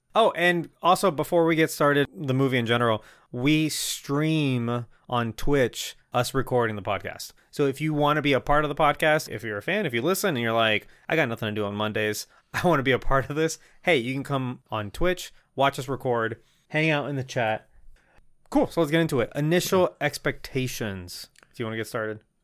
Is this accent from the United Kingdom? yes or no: no; Puerto Rico; first language Spanish; English is a second language; moved away; the year is probably like nineteen ninety-two. I live in Puerto Rico. I don't speak English